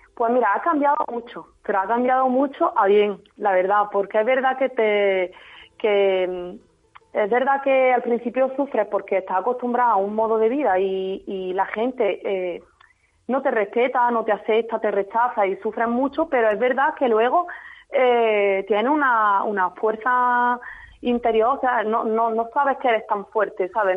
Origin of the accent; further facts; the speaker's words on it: Jaén, Andalusia, Spain; Yo soy de Jaén. Yo nací en Jaén, mi padre es extremeño